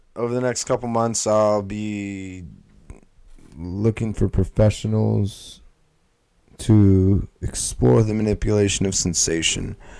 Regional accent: California, United States; moved away; also born or lived in the north; I was born in California

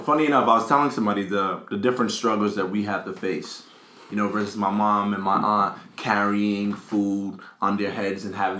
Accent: Accra, Greater Accra, Ghana; now in United States; Growing up in Ghana, I think I got here in 2002.

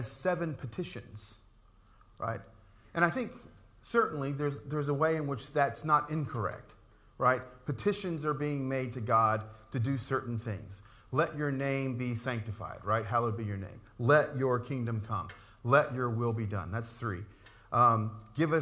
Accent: Appalachian Mountains, United States; growing up in the Appalachian Mountains, we used to hear and even say about ourselves that all Pentecostals are preachers.

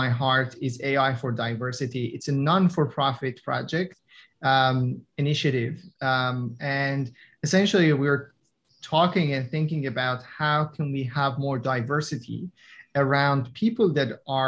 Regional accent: Iran; first language Persian; English is a second language; moved away as an adult; now in Australia; I'm from Iran, immigrated to Australia around 10 years ago.

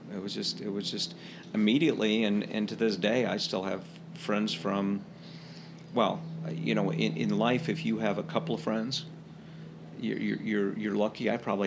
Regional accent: Glencoe, Illinois, United States; I was from Glencoe

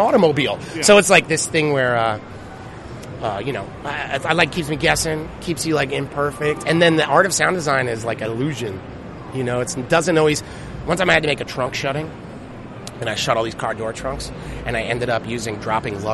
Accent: United States; also born or lived in Idaho / Philadelphia, Pennsylvania / New Jersey; now in Oakland, United States; I was born in Idaho. I grew up in Jersey and Philly

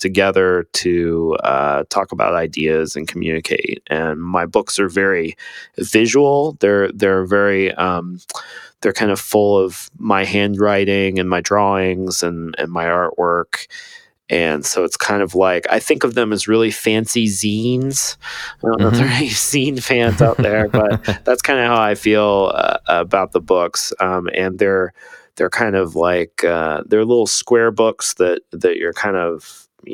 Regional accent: Ohio, United States; now in Austin, United States; I grew up in Ohio, so in the middle of a cornfield

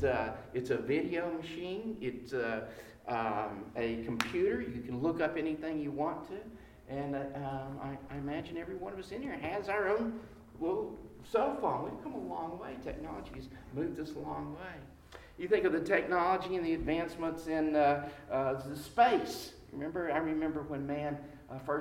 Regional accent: the South, United States; all of us growing up in America, in the South, we have the Bible Belt

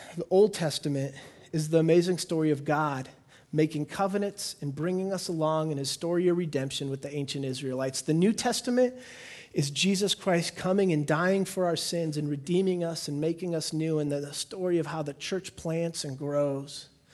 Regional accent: United States; I'm an American.

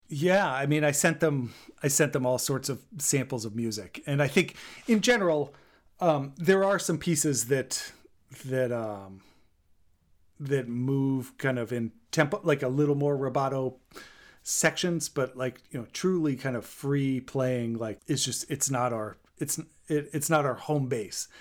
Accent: Maine, United States; also born or lived in Texas; I was born in Texas and grew up in Maine

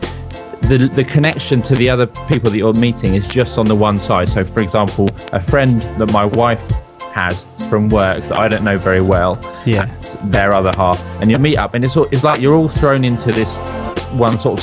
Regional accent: United Kingdom; we are British

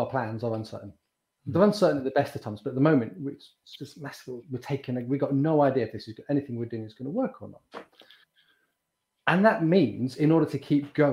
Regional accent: United Kingdom; We're both in Britain. We're both British

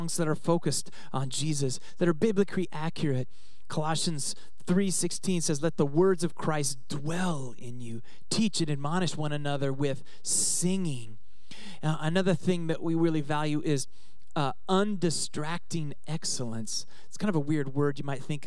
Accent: Oregon, United States; moved away; also born or lived in Southern California; I grew up in Oregon

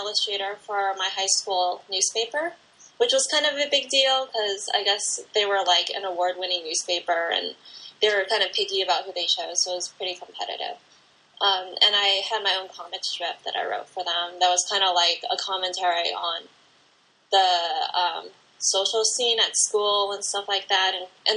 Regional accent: Pasadena, California, United States; I grew up in Southern California in Pasadena

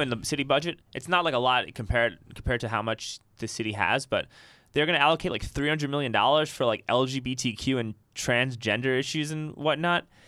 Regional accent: New York City, New York, United States; now in Austin, United States; I grew up in Riverdale in the Bronx

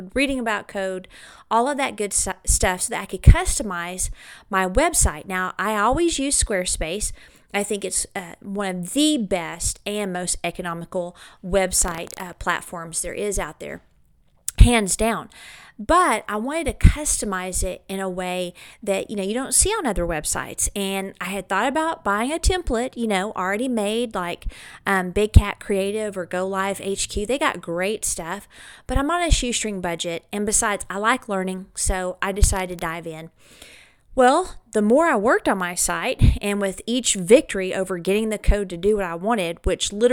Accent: Clovis, New Mexico, United States; here in my hometown of Clovis, New Mexico

